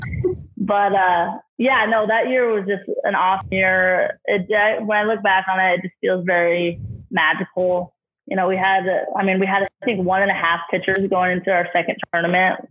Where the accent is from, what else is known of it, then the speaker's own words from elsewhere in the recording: Idaho, United States; now in Ogden, United States; I grew up in Idaho a lot too.